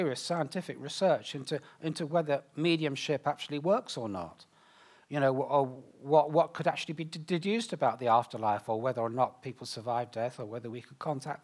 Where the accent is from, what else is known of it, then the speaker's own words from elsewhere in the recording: United Kingdom; me as a Brit